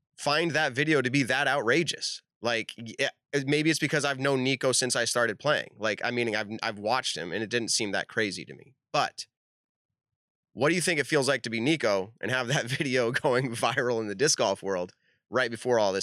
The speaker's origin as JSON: {"language": "English", "town": "Leicester", "region": "Massachusetts", "country": "United States", "said": "I'm from Leicester"}